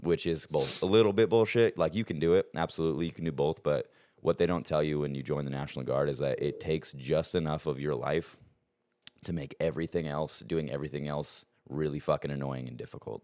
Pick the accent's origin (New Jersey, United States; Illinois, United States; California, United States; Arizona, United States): Arizona, United States; also born or lived in Montana; we grew up in Montana um, until I was about eight, and then I moved down to Arizona with my dad